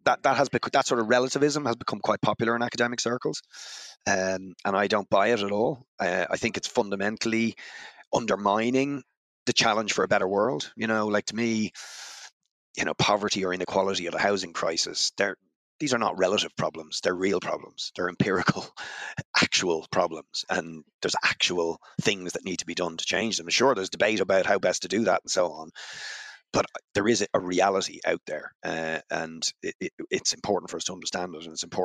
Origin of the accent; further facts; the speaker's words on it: Dún Laoghaire, Leinster, Ireland; also born or lived in London / Spain; it was the area I was from